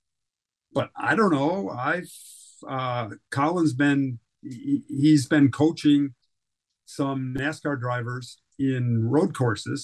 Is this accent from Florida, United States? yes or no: no; Milwaukee, Wisconsin, United States; Alan Kowicki and I grew up coincidentally near Milwaukee, Wisconsin.